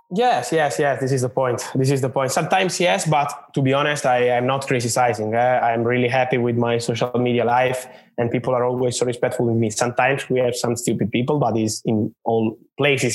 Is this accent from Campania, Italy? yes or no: yes; Naples, Campania, Italy; moved away as an adult; now in Milan, Italy; I'm, I'm from Napoli, from Naples in Italy. Then I moved when I was 18. I moved to, to Milan in the north of Italy, uh, where I live now